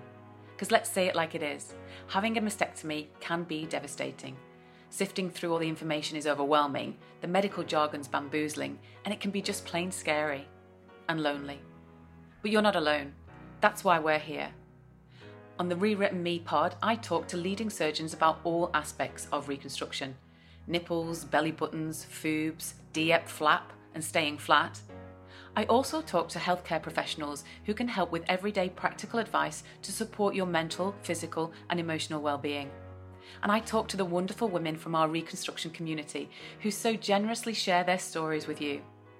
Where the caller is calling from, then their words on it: New South Wales, Australia; I'm on the east coast of New South Wales.